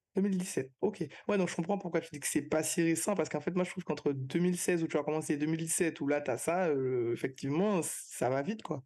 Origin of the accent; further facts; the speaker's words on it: Martinique; moved away as an adult; now in Guadeloupe; je suis martiniquaise, mais je travaille en Guadeloupe